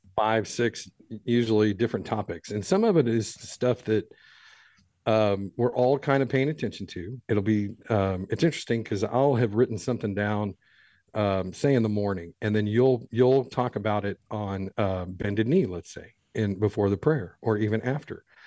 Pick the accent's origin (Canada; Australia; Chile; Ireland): Ireland; I'm an Irish guy